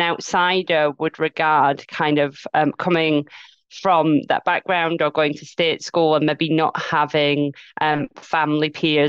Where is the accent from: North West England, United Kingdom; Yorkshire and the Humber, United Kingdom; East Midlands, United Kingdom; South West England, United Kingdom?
Yorkshire and the Humber, United Kingdom; Leeds; And then when I opened my mouth and said, "Oh yeah … I'm from Leeds,"